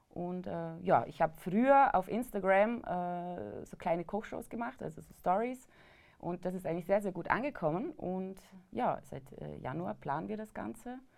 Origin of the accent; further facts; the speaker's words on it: Vorarlberg, Austria; äh, Vorarlbergerin, also ich komme aus dem westlichen Bundesland äh, Österreichs.